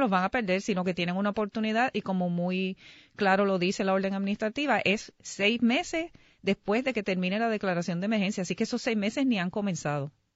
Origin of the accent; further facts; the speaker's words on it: San Juan, Puerto Rico; Yo soy de San Juan.